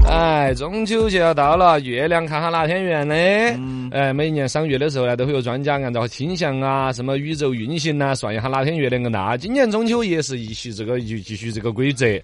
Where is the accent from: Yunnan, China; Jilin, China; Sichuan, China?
Sichuan, China; 我们四川本地的黄瓜呢